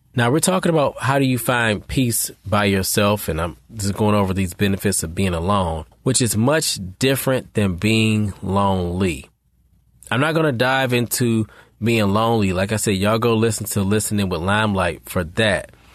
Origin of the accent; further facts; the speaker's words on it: Detroit, Michigan, United States; I'm from Detroit